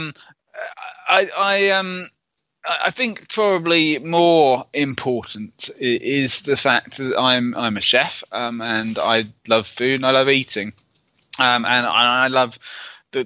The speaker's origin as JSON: {"language": "English", "country": "United Kingdom", "said": "I'm British"}